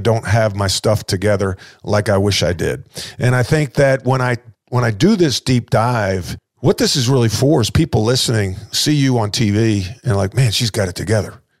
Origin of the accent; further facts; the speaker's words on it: Long Island, New York, United States; I'm from Long Island